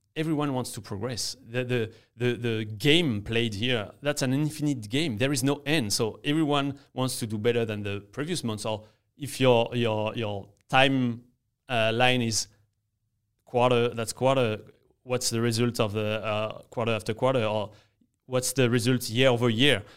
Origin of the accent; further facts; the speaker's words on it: France; English is a second language; moved away as an adult; now in New York, United States; I'm in New York and, uh, and I'm from France, as you can hear